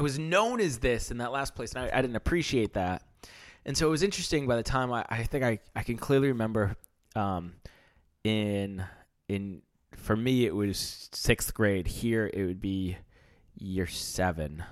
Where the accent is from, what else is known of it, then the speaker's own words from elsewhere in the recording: United States; moved away; I grew up in America. I grew up getting baseball cards.